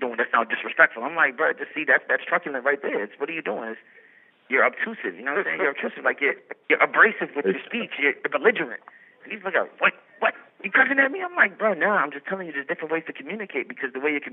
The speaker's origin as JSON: {"language": "English", "town": "Memphis", "region": "Tennessee", "country": "United States", "said": "I'm from North Memphis"}